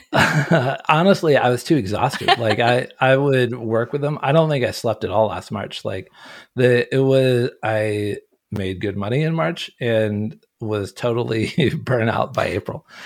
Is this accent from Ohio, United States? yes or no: yes; Ohio, United States; moved away; also born or lived in Orange County, California; But no, I grew up in Ohio. I grew up in a log cabin in the woods